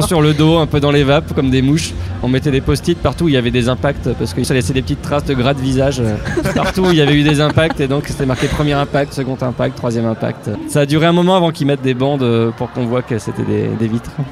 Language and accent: French; Picardy, Hauts-de-France, France; je viens de Picardie